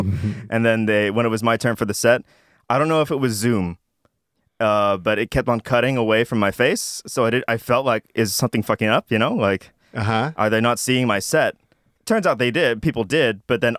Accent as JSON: {"language": "English", "region": "Jakarta", "country": "Indonesia", "said": "It's tiny for I came from Jakarta, which is like 20 million people."}